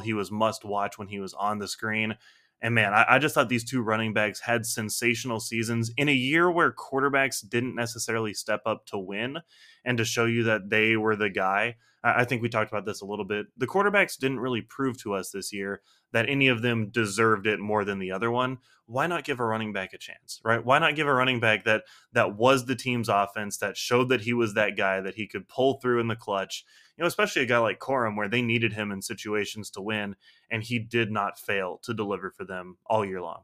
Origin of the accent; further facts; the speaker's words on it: United States; I'm an American